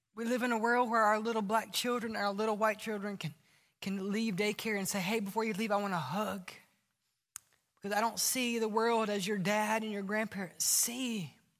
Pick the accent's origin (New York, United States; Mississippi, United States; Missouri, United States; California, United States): Mississippi, United States; now in Alabama, United States; We're in Alabama. I grew up in Mississippi.